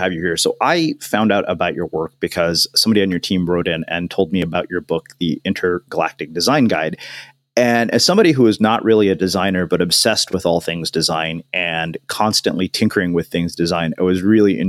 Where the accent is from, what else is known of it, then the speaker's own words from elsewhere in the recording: College Station, Texas, United States; because I grew up in College Station, Texas, which is very much like that in a lot of ways.